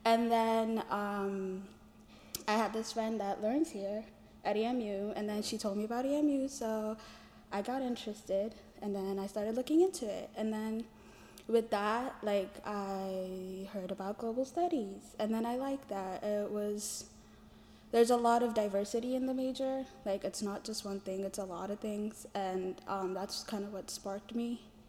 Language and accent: English; Ethiopia; I'm a global studies major, peacebuilding minor. I'm from Ethiopia.